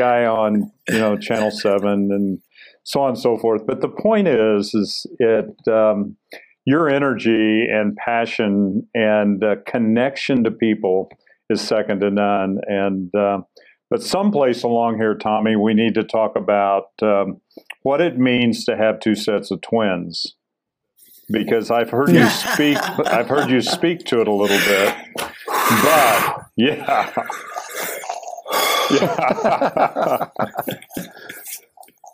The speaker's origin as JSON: {"language": "English", "region": "Missouri", "country": "United States", "said": "I'm from Missouri"}